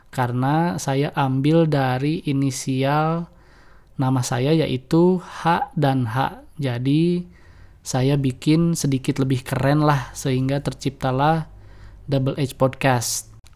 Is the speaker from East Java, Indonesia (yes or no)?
no; Bandung, West Java, Indonesia; now in Garut, Indonesia; Saya lahir dan besar di Paris, Paris Van Java, kota Bandung. Namun sekarang saya berdomisili di Swiss, Swiss Van Java juga ya, kota Garut.